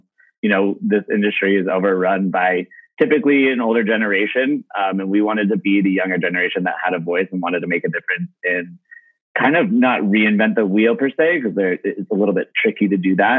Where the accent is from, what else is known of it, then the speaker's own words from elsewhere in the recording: Aspen, Colorado, United States; also born or lived in Boulder, Colorado / Denver, Colorado; I grew up in Aspen, Colorado, so I'm a native. Grew up there my whole life. Ended up going to university in Boulder at CU. Graduated from there and moved to Denver shortly thereafter